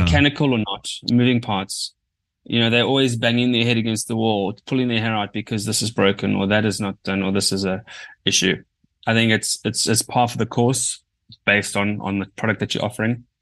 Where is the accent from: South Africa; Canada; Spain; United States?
South Africa; as a South African collective